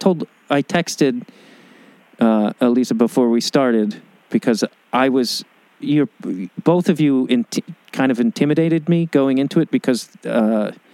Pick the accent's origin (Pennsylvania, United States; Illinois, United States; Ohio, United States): Illinois, United States; Chicago; I'm a Chicagoan